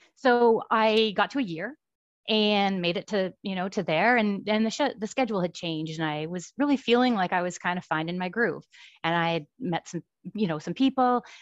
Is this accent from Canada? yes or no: yes; about an hour outside of Ottawa, Ontario, Canada; moved away as an adult; also born or lived in Kitimat, British Columbia; now in Surrey, Canada; I grew up in Ontario, about an hour outside of Ottawa